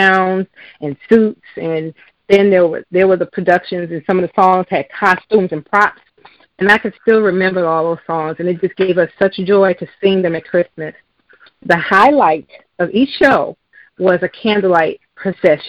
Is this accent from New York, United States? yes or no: yes; New York City, New York, United States; growing up in New York City